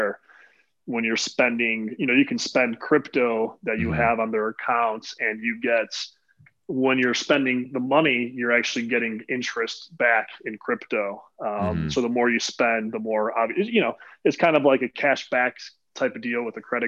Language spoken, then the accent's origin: English; right outside of Chicago, Illinois, United States; right outside of Chicago.